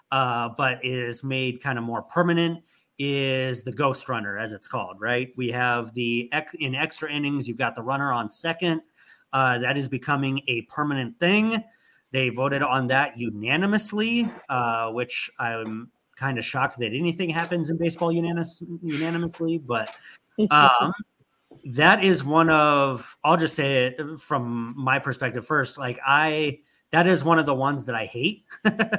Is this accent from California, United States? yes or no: yes; Anaheim, California, United States; I grew up in Southern California